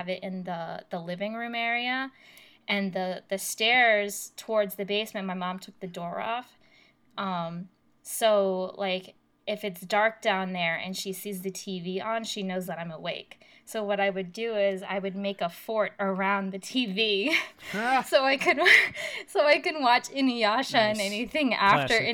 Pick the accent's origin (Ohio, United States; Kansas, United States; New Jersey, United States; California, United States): New Jersey, United States; I was growing up in North Jersey, in New Jersey